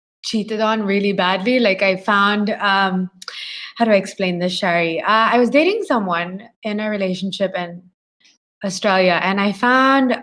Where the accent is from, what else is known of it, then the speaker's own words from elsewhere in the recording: Philippines; moved away; I come from the Philippines